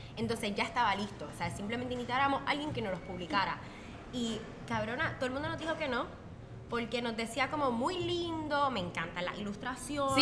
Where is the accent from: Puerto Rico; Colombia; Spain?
Puerto Rico; moved away as an adult; yo soy de Puerto Rico